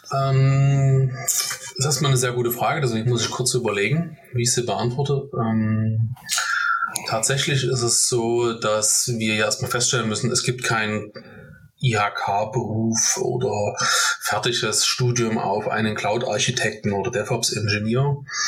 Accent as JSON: {"language": "German", "town": "Dresden", "region": "Saxony", "country": "Germany", "tie": "born or raised there", "said": "gebürtiger Dresdner"}